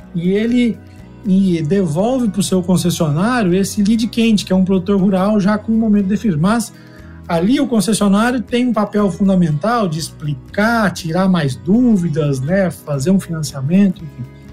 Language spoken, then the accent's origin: Portuguese; Uberlândia, Minas Gerais, Brazil; moved away as an adult; also born or lived in Goiânia; now in Campinas, Brazil; Eu sou agrônomo também, sou natural de Uberlândia, Minas.